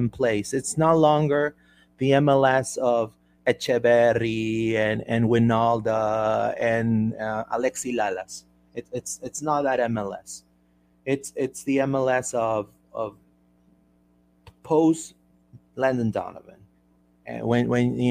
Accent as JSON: {"language": "English", "country": "Peru", "said": "I'm from Peru"}